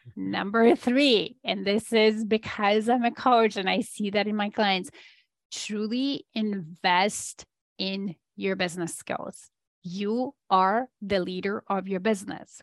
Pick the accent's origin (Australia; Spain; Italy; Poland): Poland; moved away as an adult; I am Polish originally, so I was born in Poland under communist regime still.